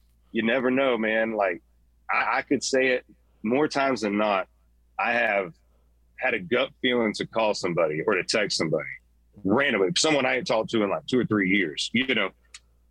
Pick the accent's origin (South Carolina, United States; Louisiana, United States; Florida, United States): Florida, United States; Central; I'm a hothead from Central Florida